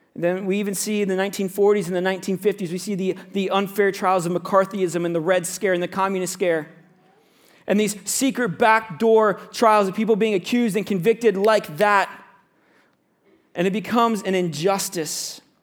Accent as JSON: {"language": "English", "region": "Central Florida", "country": "United States", "tie": "born or raised there", "moved": "yes", "said": "I grew up in Central Florida"}